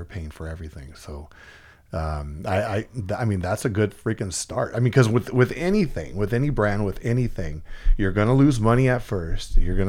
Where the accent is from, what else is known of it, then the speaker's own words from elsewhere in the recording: Visalia, California, United States; I was born and raised in Visalia, California.